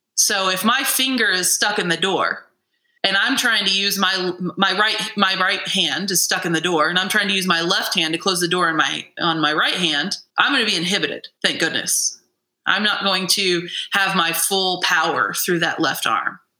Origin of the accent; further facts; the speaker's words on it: Midwest, United States; I'm a Midwesterner